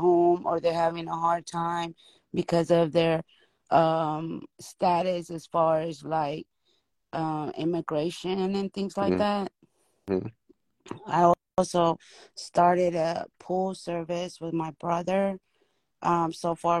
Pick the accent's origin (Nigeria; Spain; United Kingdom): Spain; moved away as an adult; now in Dallas, United States; I'm from Spain. We've been here not too long